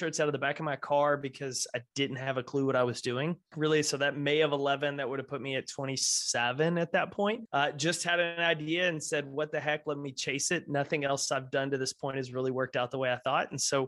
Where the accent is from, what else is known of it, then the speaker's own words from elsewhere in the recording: Texas, United States; Grew up, born and raised in Texas